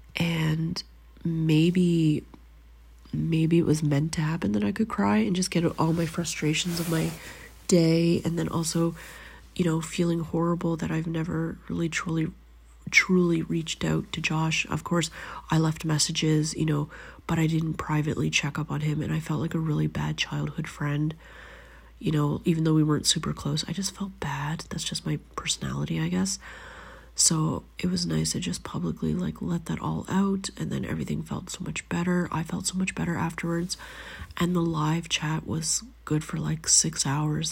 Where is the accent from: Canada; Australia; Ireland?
Canada; moved away as an adult; now in Finland